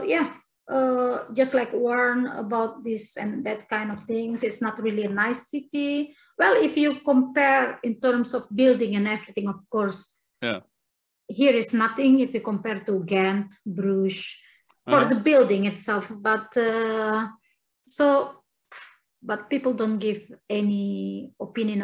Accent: Indonesia; moved away as an adult; also born or lived in Belgium; now in Sofia, Bulgaria; I live in Belgium for like 10 years, but I'm from Indonesia.

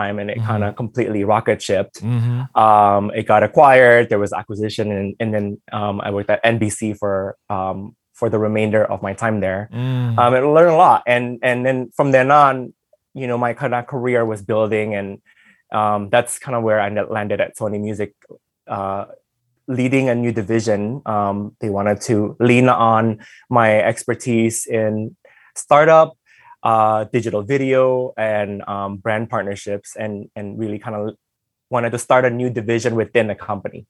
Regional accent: Los Angeles, California, United States; English is a second language; also born or lived in Indonesia; I was growing up in the East LA neighborhood

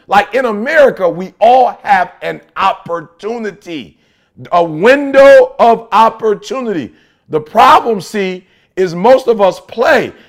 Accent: Detroit, Michigan, United States; I'm from Detroit

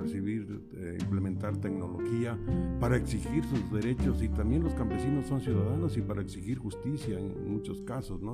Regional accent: Zacatecas, Mexico; now in San Juan Ixcaquixtla, Mexico; Yo nací en una zona rural del estado de Zacatecas donde no se conocía lo que era la luz eléctrica

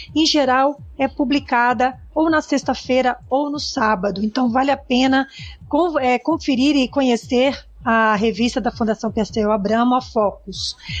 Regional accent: interior of Espírito Santo, Brazil; Eu mesma sou lá do interior do Espírito Santo e eu via, né, todos os dias os vagões lotados de grãos, de minério de ferro, transitando para lá e para cá, faz parte da minha lembrança afetiva da minha infância

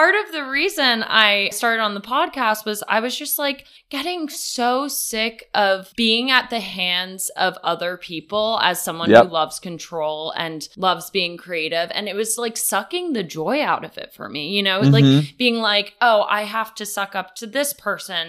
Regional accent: New York City, New York, United States; now in Los Angeles, United States; I'm a New Yorker through and through

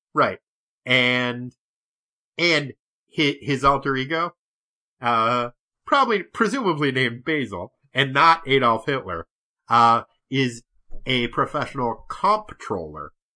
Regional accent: New Hampshire, United States; I grew up in New Hampshire

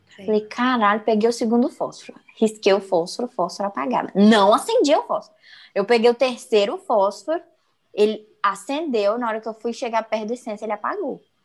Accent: Minas Gerais, Brazil; eu sou mineira raiz

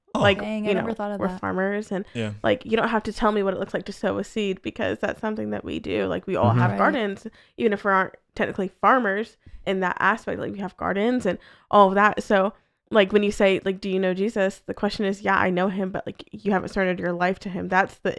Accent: New England, United States; I'm from the New England area

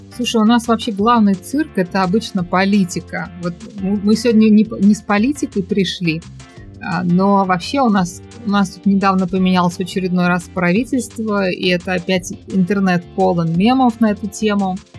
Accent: Tashkent, Uzbekistan; moved away as an adult; now in Malaysia; в Ташкенте, откуда я родом.

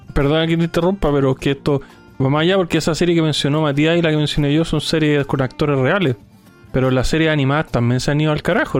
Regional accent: Chile; somos nacidos acá en Chile

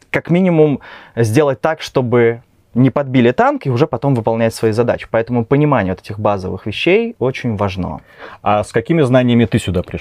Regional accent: Kaliningrad, Kaliningrad Oblast, Russia; moved away as an adult; now in Minsk, Belarus; Я вообще сам из России

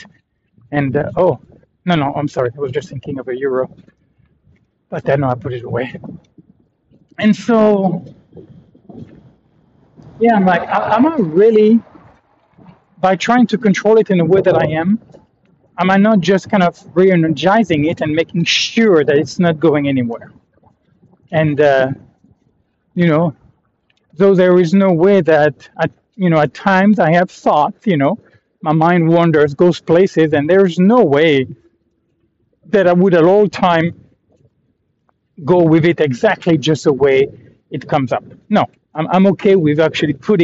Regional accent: France; I'm from France

